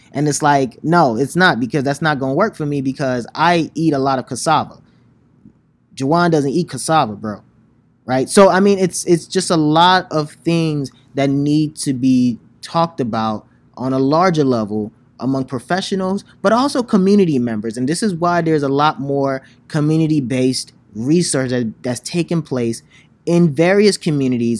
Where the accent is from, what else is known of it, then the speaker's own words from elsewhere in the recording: Nigeria; as a Nigerian